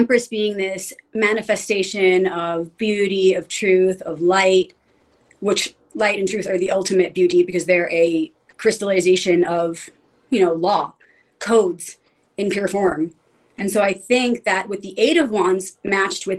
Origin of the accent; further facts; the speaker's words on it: New York City, New York, United States; I grew up in pretty much the city, you know, in Queens